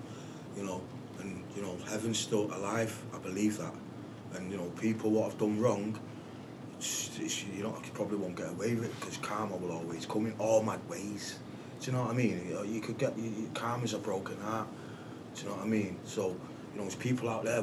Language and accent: English; Manchester, North West England, United Kingdom; We're from Manchester, us